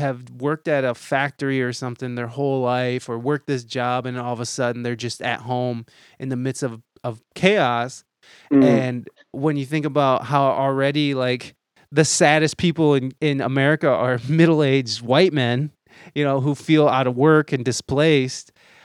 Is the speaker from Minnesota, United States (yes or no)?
no; Toledo, Ohio, United States; moved away as an adult; I moved back to Toledo, Ohio, which is my hometown